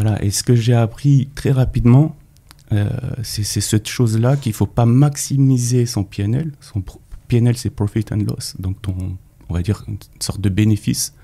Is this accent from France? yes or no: yes; Paris, Île-de-France, France; also born or lived in Neuilly-sur-Marne; je suis né à Paris, au centre de Paris. Euh, j'ai vécu au centre de Paris